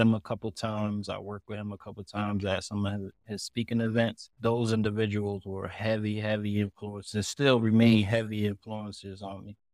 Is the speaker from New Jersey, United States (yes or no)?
yes; Elizabeth, New Jersey, United States; moved away as an adult; me growing up in Elizabeth